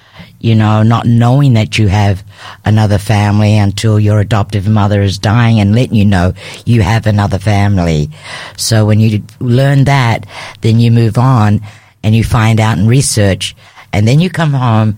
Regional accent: United States; also born or lived in Australia; But my family is in America. I was raised as an American, and I'm now coming home to learn about my culture

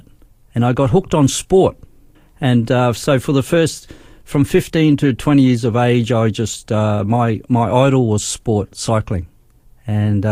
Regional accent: Darwin, Northern Territory, Australia; moved away as an adult; also born or lived in Brisbane; I was born in Brisbane, but we went to Darwin when I was 7 years old.

